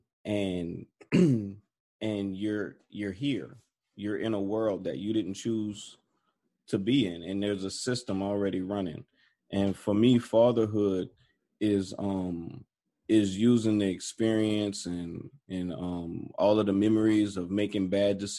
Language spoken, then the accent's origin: English; New Orleans, Louisiana, United States; also born or lived in Atlanta, Georgia; I was born in Atlanta. I was raised in New Orleans, though. New Orleans is my home.